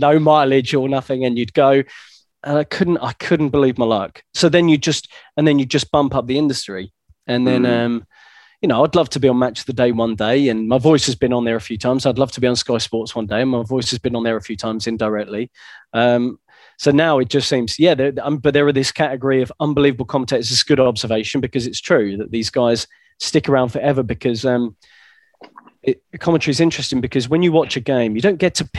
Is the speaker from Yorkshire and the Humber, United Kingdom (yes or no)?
no; Essex, East of England, United Kingdom; I'm from Essex